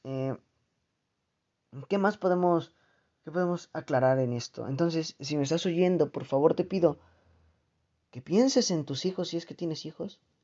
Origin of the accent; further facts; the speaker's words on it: Mexico; en mi país, aquí en México, o al menos en mi región